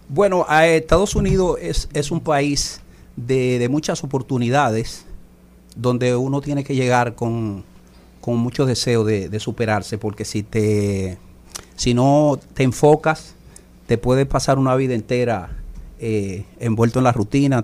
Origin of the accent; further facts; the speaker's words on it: Dominican Republic; como buen dominicano, siempre, o sea, empecé en el merengue